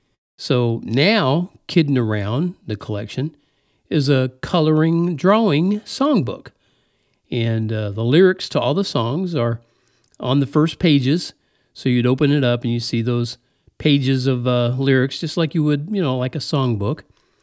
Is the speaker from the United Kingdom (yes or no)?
no; United States; But I was raised in the Midwest, in the Mid-South, in the South.